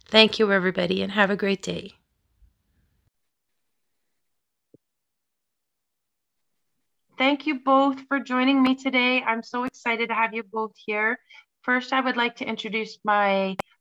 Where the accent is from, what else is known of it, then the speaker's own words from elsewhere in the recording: Edmonton, Alberta, Canada; now in Nanaimo, Canada; I am from Edmonton, Alberta, but I now live in Nanaimo, BC.